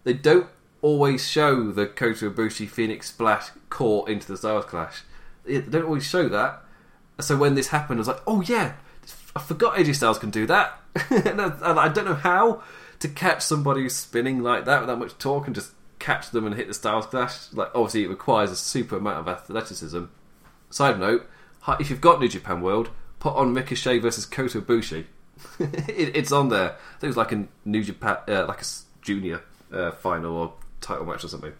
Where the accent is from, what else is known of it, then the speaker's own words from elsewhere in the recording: England, United Kingdom; I'm English